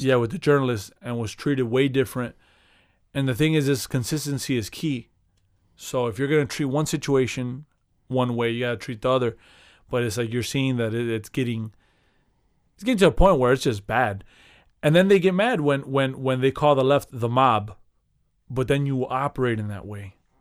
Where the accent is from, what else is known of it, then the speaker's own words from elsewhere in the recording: Chicago, Illinois, United States; being a Chicagoan